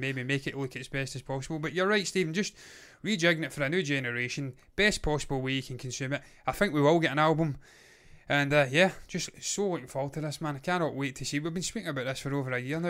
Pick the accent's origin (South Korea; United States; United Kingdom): United Kingdom; Scotland; we're Scottish